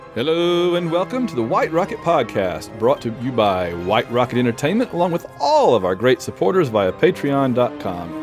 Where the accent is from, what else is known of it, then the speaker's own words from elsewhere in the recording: Sylacauga, Alabama, United States; I'm from Sylacauga, Alabama, which has had people hit by meteors before